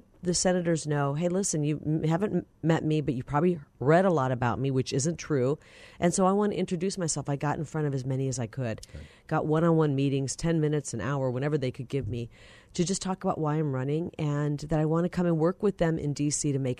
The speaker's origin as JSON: {"language": "English", "region": "Iowa", "country": "United States", "tie": "born or raised there", "moved": "yes", "lives_now": "Arizona, United States", "said": "I grew up in Iowa"}